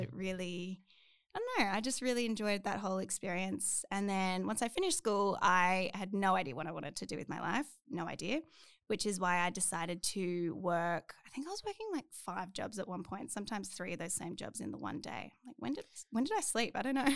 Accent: Canberra, Australian Capital Territory, Australia; moved away as an adult; now in Queensland, Australia; I'm from Canberra, and I lived there for twenty-one years, my whole life

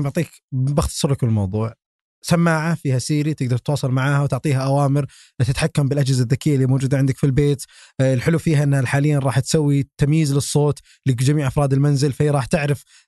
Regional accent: Saudi Arabia; عندنا في السعوديه

